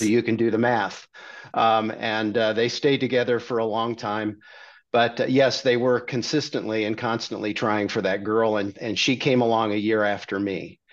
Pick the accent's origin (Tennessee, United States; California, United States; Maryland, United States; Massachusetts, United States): California, United States; Redondo Beach; now in Dallas, United States; I grew up in Redondo Beach, California